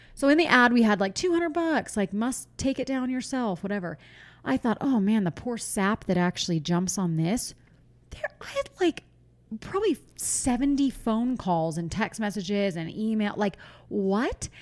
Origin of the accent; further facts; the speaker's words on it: Pennsylvania, United States; moved away; when I was a kid, I'm from Pennsylvania. Our pool turned green